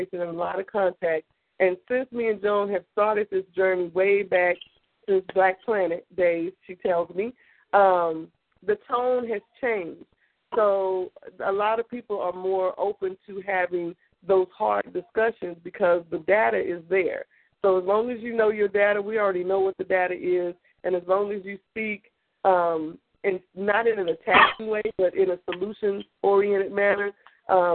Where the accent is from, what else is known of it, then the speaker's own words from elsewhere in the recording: Austin, Texas, United States; also born or lived in Houston; I'm from Austin